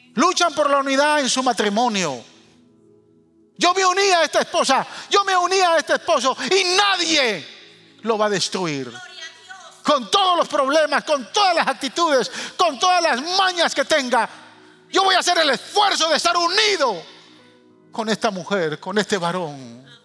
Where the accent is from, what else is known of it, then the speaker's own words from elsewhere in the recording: Guatemala; moved away; also born or lived in New York; los que somos chapines y amamos nuestra tierra